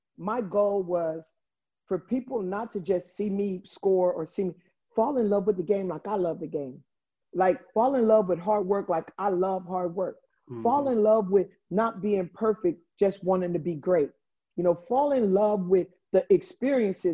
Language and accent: English; Los Angeles, California, United States; moved away as an adult; also born or lived in Italy; I'm a kid from Watts